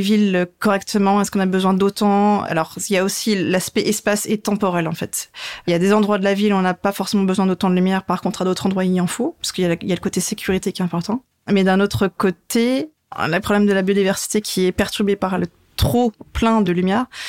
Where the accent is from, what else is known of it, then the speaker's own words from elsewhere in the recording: Lorraine, Grand Est, France; moved away as an adult; now in Strasbourg, France; je suis pas alsacienne, mais je suis lorraine